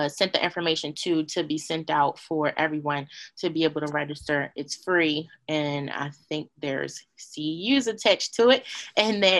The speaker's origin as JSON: {"language": "English", "country": "United States", "tie": "born or raised there", "said": "I was born in America. I am Black. I wasn't born in Africa, so I'm Black"}